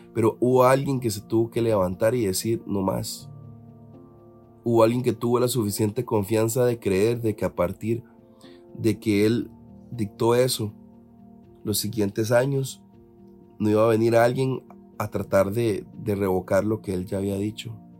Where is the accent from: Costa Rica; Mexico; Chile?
Costa Rica; uno, como costarricense